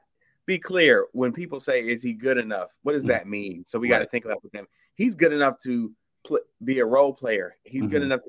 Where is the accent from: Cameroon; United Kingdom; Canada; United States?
United States; Atlanta, Georgia; No, I'm from Atlanta.